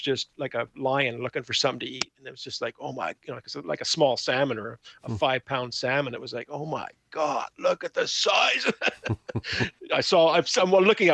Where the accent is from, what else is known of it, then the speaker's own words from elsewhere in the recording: Victoria, British Columbia, Canada; now in Nanaimo, Canada; I grew up in Victoria